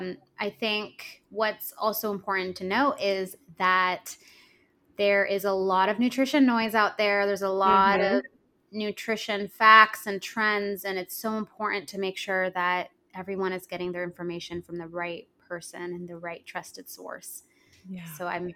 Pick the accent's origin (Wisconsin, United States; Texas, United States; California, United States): California, United States; San Jose; also born or lived in Los Angeles, California; I grew up dancing in San Jose, California in a studio